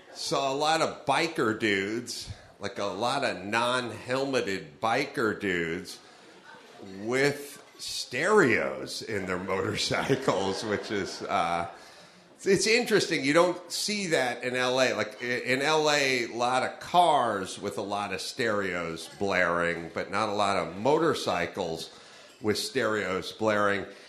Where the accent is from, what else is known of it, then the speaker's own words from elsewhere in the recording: Los Angeles, California, United States; I'm from North Hollywood